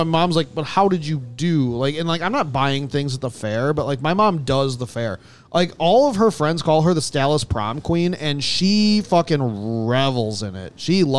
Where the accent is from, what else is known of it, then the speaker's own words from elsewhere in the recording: Dallas, Texas, United States; Dallas, my hometown.